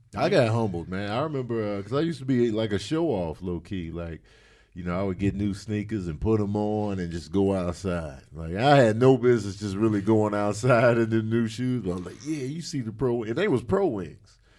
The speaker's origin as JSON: {"language": "English", "town": "Chicago", "region": "Illinois", "country": "United States", "tie": "born or raised there", "said": "I grew up in Chicago"}